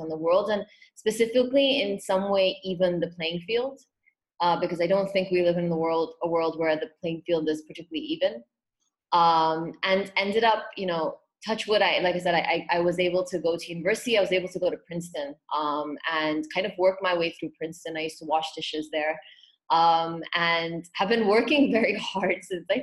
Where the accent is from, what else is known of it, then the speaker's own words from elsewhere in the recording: Hong Kong; also born or lived in Pune, India; I was born in Pune, and when I was about between eight and nine, my family ended up moving to Hong Kong.